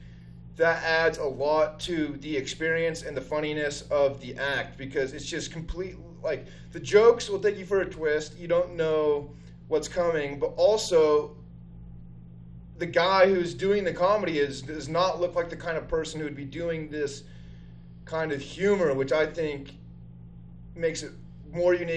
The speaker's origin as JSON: {"language": "English", "region": "Utah", "country": "United States", "tie": "born or raised there", "also_born_or_lived": "Seattle", "moved": "as an adult", "said": "I grew up in Utah, one of the most conservative places in the world, and then went to school in Seattle for 10 years"}